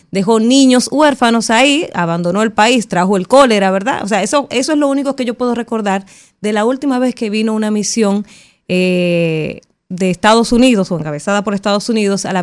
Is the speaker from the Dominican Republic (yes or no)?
yes; Dominican Republic; Entonces uno al final como, como dominicano que está sintiendo la presión que hay en la, en la frontera que nuestro comercio se está afectando, ese mercado binacional.